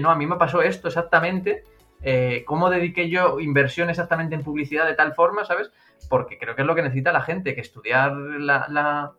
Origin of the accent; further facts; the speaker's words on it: a town in Madrid, Community of Madrid, Spain; moved away as an adult; now in Tenerife, Spain; un pueblo que soy yo de Madrid